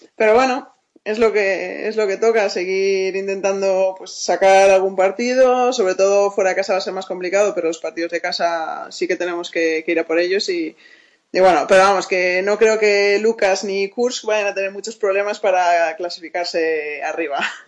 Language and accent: Spanish; Spain; moved away as an adult; yo soy la única española